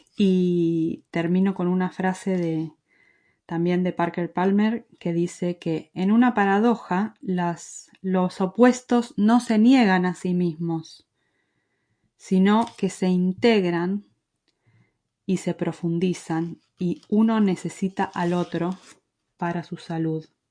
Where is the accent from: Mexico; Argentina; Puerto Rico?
Argentina; accent: Argentine; moved away as an adult; also born or lived in Madrid, Spain; now in Galicia, Spain; Nací en Argentina, como se habrán dado cuenta por mi acento, y con mi esposo llevamos casi 19 años viviendo en España